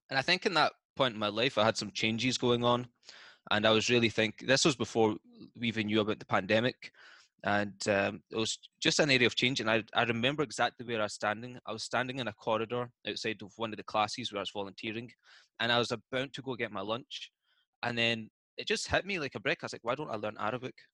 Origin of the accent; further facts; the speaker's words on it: Scotland, United Kingdom; accent: Scottish; No, I'm from Scotland